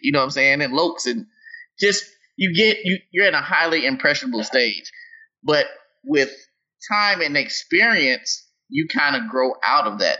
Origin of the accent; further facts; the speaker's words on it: Tennessee, United States; I grew up in Tennessee